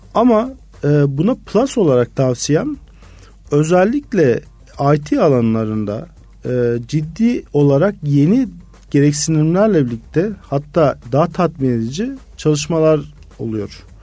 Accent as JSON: {"language": "Turkish", "region": "Mersin", "country": "Turkey", "also_born_or_lived": "Izmir", "moved": "as an adult", "said": "Mersinliyim. Normalde Mersin'den Ege Üniversitesi'ne geçmiştim ve hiç İzmir'e kimsem de yoktu"}